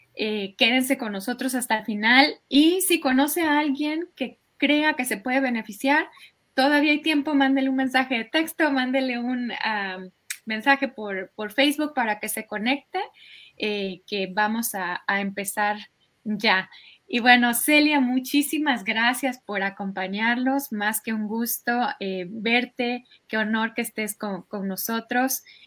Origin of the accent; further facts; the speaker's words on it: Mexico; moved away as an adult; now in United States; yo crecí en México